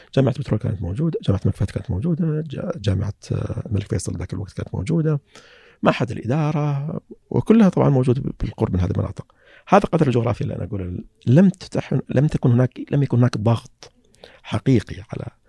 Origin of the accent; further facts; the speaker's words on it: Saihat, Eastern Province, Saudi Arabia; أنا من القطيف